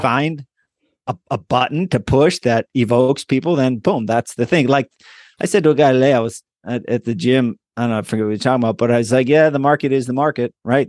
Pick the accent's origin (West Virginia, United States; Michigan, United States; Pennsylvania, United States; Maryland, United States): Pennsylvania, United States; Hollidaysburg; moved away as an adult; also born or lived in East Hanover, New Jersey; Hollidaysburg, P A.